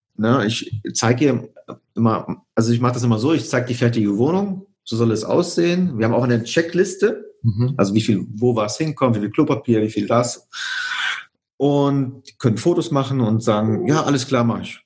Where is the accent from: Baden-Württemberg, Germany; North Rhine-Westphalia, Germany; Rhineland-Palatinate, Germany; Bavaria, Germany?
North Rhine-Westphalia, Germany; Cologne region; also born or lived in Poland; ich komme ursprünglich aus der Region Köln